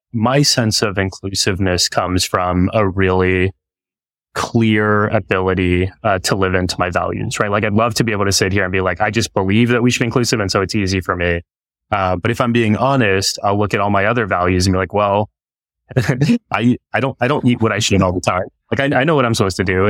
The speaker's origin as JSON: {"language": "English", "region": "Texas", "country": "United States", "tie": "born or raised there", "said": "because of my experience growing up in Texas and being one of the only kids with a turban and a beard"}